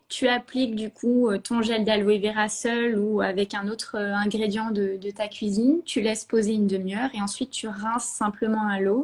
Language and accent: French; Normandy, France; moved away as an adult; also born or lived in Paris / Bordeaux; je suis normande de base, voilà. J'ai fait toutes mes, mes études en Normandie